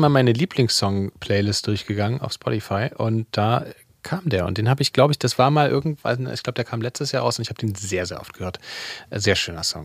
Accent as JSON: {"language": "German", "town": "Leipzig", "region": "Saxony", "country": "Germany", "tie": "born or raised there", "said": "wie ich aufgewachsen bin in Leipzig"}